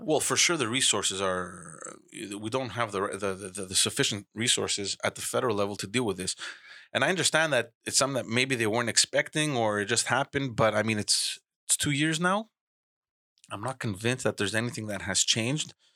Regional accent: Montreal, Quebec, Canada; I grew up in Park X

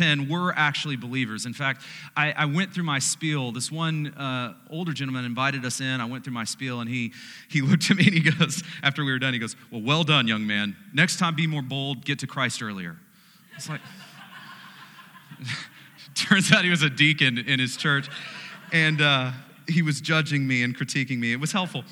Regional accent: United States

